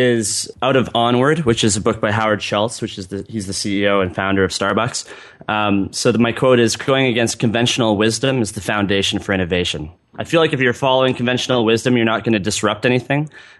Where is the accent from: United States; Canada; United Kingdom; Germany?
Canada; Vancouver, British Columbia; In the bio, I'm from Vancouver, BC in Canada.